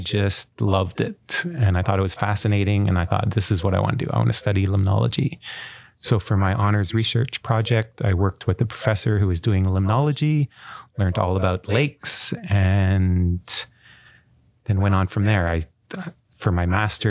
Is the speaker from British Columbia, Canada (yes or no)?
no; Gatineau, Quebec, Canada; moved away as an adult; also born or lived in Atlanta, United States; now in Vancouver, Canada; my hometown of Gatineau, Quebec